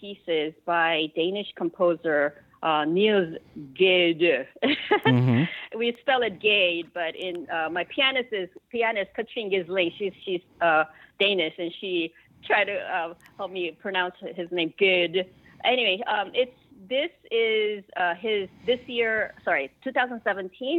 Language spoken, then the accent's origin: English; Chicago, Illinois, United States; moved away as an adult; also born or lived in South Korea; my parents immigrated to Chicago when I was 9 years old. Mm-hmm. And I lived in Chicago all my life